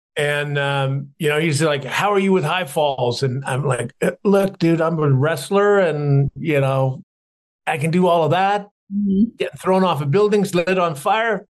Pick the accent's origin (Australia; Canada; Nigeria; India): Canada; Growing up in Canada, I was a tall, skinny kid, glasses, braces, slightly dyslexic